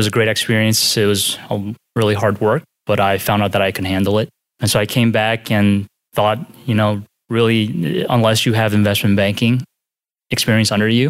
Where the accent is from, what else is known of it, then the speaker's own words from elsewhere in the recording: Philadelphia, Pennsylvania, United States; moved away as an adult; Yeah, I grew up in Philadelphia, spent like 20-some years there. I stayed in-state for undergrad.